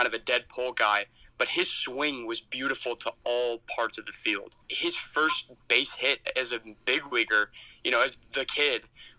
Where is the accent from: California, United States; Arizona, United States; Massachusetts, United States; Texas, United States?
Arizona, United States; Phoenix; moved away as an adult; also born or lived in Arkansas; I grew up in Phoenix, Arizona